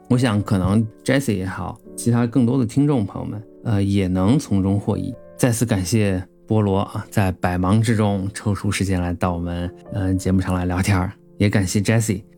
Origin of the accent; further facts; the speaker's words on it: Qinghai, China; 我是青海人